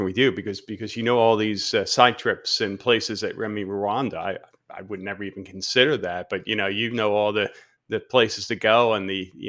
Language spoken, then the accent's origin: English; West Chester, Pennsylvania, United States; now in Florida, United States; I'm back visiting my old neighbors. You being from Lancaster, we're from Westchester. It's like we're right down the street from one another.